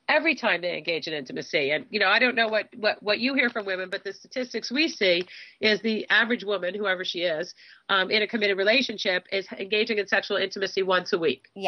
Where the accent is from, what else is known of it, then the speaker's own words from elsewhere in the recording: Southfield, Michigan, United States; born there; I was actually born in Southfield.